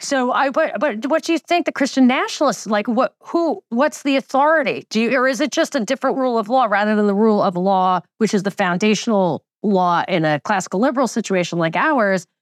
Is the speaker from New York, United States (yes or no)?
yes; New York, United States; I grew up in New York in the most Jewish county